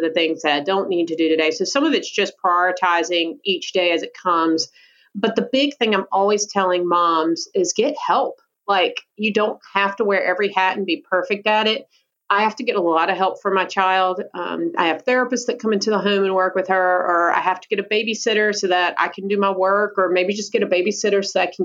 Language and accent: English; Georgia, United States; accent: Southern; also born or lived in Colorado / Savannah, Georgia; You probably also can hear my wonderful Southern accent. I'm actually originally from Georgia